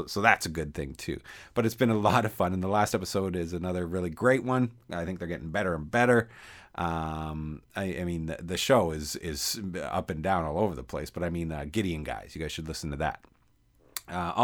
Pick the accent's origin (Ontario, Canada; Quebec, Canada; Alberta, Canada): Alberta, Canada; Calgary; I grew up in Calgary, and we used to only get two wrestling shows every Saturday